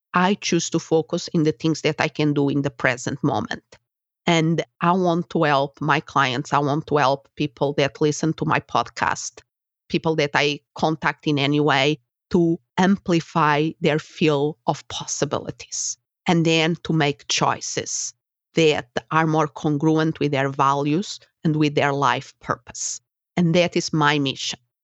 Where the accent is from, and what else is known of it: Portugal; English is a second language; moved away as an adult; also born or lived in Spain; now in United States